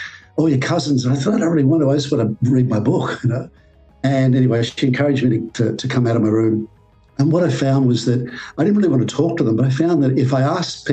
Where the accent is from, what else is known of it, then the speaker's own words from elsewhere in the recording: Sydney, New South Wales, Australia; I'm from Manly in Sydney, Australia